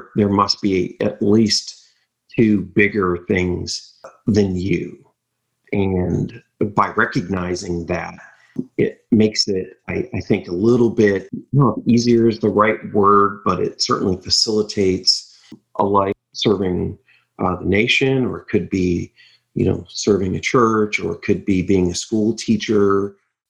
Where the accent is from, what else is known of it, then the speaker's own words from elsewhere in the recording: Michigan, United States; growing up in Michigan